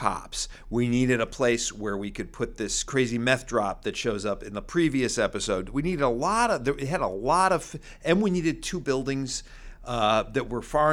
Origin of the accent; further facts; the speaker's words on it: New York, United States; I grew up in New York